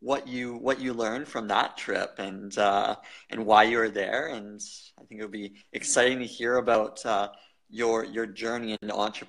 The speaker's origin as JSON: {"language": "English", "country": "Canada", "said": "I'm from Canada"}